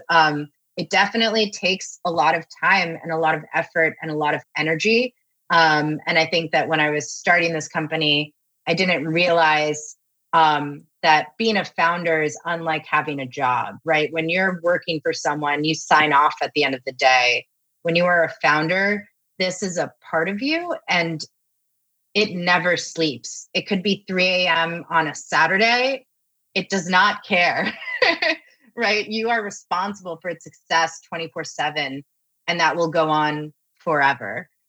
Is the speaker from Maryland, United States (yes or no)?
no; Miami, Florida, United States; I was born in Miami